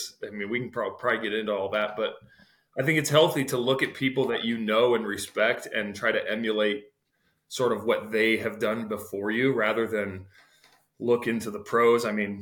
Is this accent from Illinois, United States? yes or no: yes; Eureka, Illinois, United States; as a kid growing up in Eureka, like your eyes are kind of always like